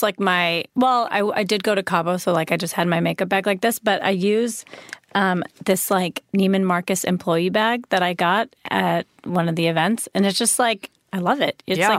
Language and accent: English; India; being an Indian person that I am, I feel like.